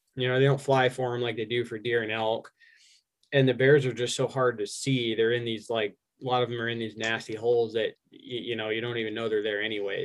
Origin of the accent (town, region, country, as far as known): Arizona, United States; born or raised there; also born or lived in Albuquerque, New Mexico / New York